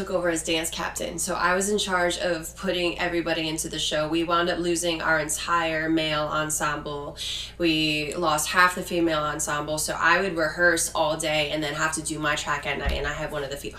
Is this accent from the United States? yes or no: yes; Morrisville, Pennsylvania, United States; I'm from Morrisville, Pennsylvania.